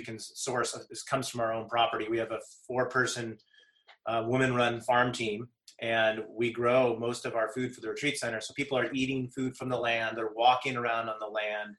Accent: Santa Cruz Mountains, California, United States; I definitely was privileged growing up in the Santa Cruz Mountains, the mountains of Silicon Valley.

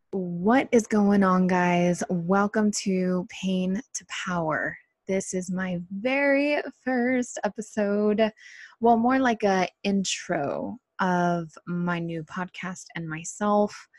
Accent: Costa Mesa, California, United States; also born or lived in Irvine, California; born and raised in South Orange County, more like Costa Mesa, Santa Ana area

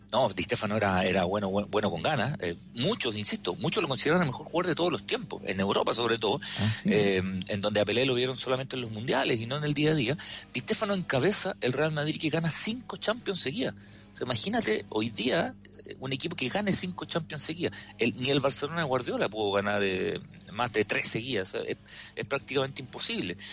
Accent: Chile; como chileno

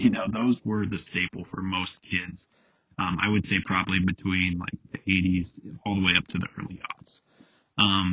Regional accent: United States; growing up in America

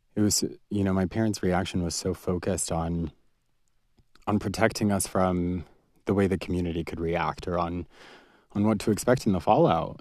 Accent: United States; being a Palestinian and being a Muslim growing up in America

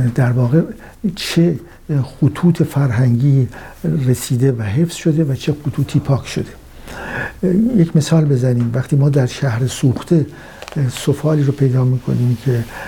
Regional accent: Iran; سرزمین فرهنگی ما ایرانیان

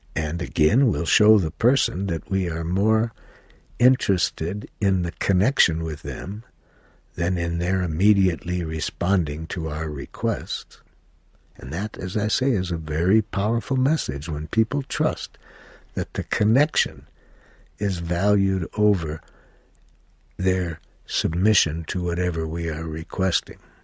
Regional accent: United States; I was from the United States

